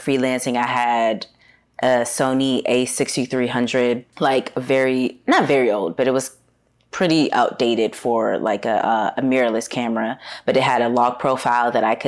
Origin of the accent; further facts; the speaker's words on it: Washington, District of Columbia, United States; moved away as an adult; also born or lived in Harlem, New York / Los Angeles; now in New York, United States; originally I'm from Washington, D.C., moved to New York for the first time 10 years ago.